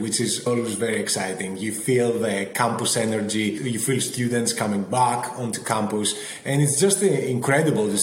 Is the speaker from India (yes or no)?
no; Athens, Attica, Greece; moved away as an adult; also born or lived in London; now in Boston, United States; I grew up in Athens in Greece, and that shaped a lot of my experience